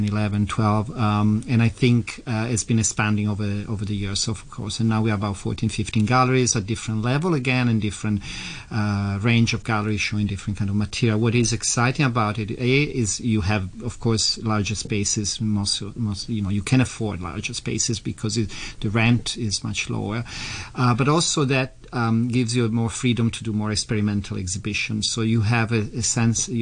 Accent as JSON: {"language": "English", "country": "Italy", "also_born_or_lived": "London", "moved": "yes", "lives_now": "Hong Kong", "said": "I come originally from Italy, via London"}